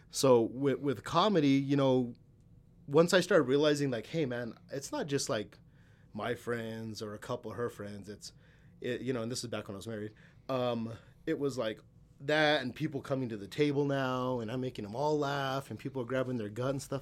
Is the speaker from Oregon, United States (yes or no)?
no; El Paso, Texas, United States; accent: El Paso slang; moved away; I grew up in El Paso